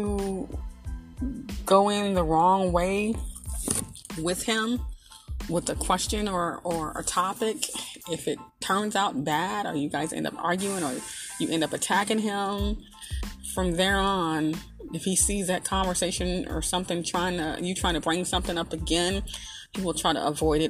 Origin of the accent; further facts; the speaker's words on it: Arkansas, United States; I'm from the country. I'm from Arkansas